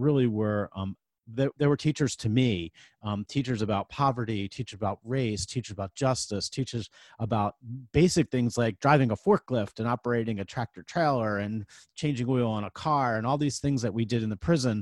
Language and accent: English; Philadelphia, Pennsylvania, United States; I grew up in Philadelphia, went to Central High School, grew up in the Olney section